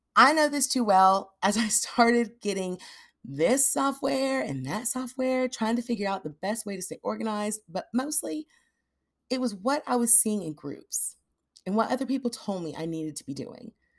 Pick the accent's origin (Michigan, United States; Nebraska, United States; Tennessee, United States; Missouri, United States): Tennessee, United States; Nashville; moved away; I grew up in Nashville